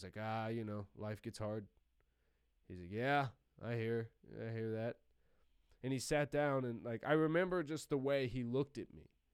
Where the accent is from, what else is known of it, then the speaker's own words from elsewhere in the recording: Columbus, United States; I had moved back home to my hometown of Columbus